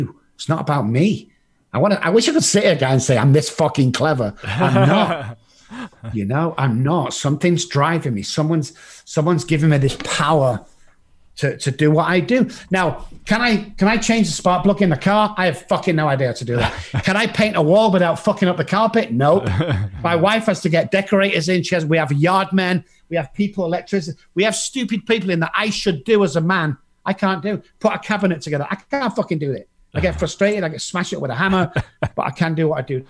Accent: England, United Kingdom; moved away as an adult; also born or lived in Dallas, Texas; now in United States; I'm from England.

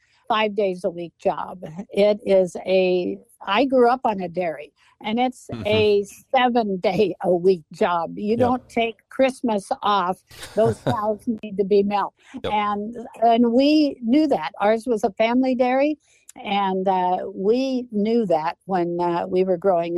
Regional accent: Moses Lake, Washington, United States; I'm from Moses Lake

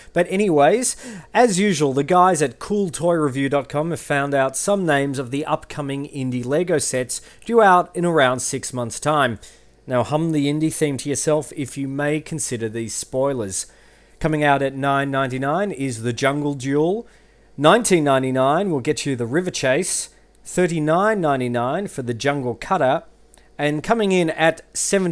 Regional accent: Geelong, Victoria, Australia; I hail from Geelong, Australia

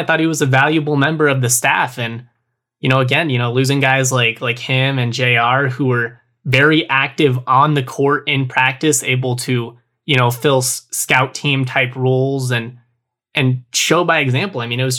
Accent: United States; I'm American.

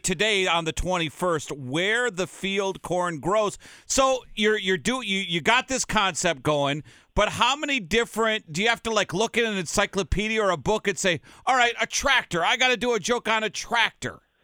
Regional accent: Saint Paul, Minnesota, United States; I grew up in St. Paul

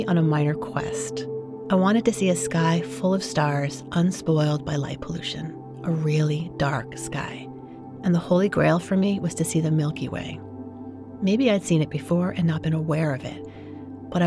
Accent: New York City, New York, United States; now in San Francisco Bay Area, United States; I grew up in New York City

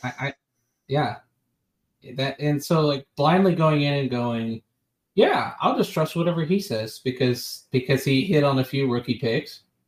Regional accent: Atlanta, Georgia, United States; moved away as an adult; I grew up in Atlanta. I spent 18 years of my life there

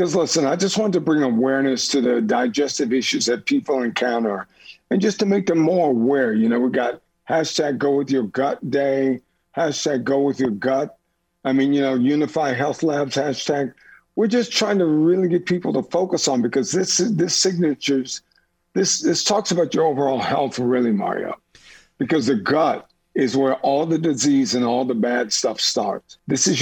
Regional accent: New Orleans, Louisiana, United States; moved away; also born or lived in New York; New Orleans, Louisiana

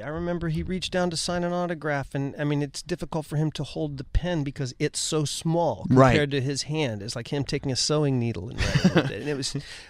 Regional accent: Ohio, United States; born or raised there; moved away

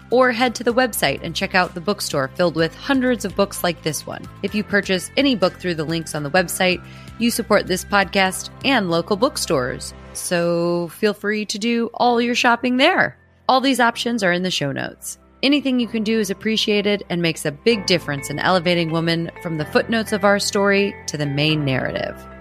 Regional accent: Missouri, United States; moved away as an adult; also born or lived in New York; now in London, United Kingdom; I'm living in New York, I'm living in London, I'm living in these really progressive cities, but I'm born and raised in Missouri

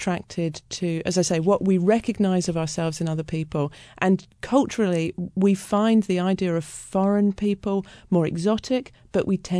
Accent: United Kingdom; I mean, I'm British, so it was slightly different

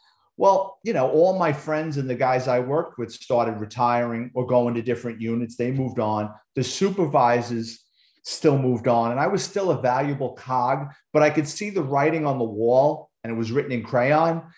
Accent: New York City, New York, United States; I'm a Bronx kid, born and raised in New York City.

